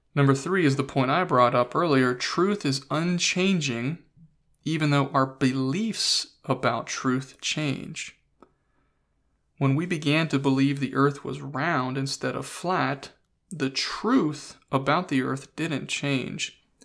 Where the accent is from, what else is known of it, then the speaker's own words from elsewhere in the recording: United States; growing up in the United States of America